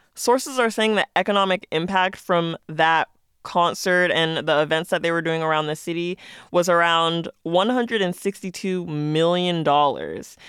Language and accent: English; Las Vegas, Nevada, United States; I'm from Las Vegas